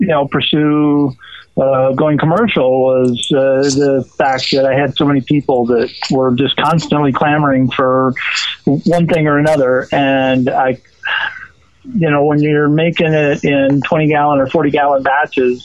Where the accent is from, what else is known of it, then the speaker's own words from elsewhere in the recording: Southeast Washington, United States; I grew up in Eastern Washington, down in Southeast Washington, amongst all the wheat farms and the buckwheat farms and the like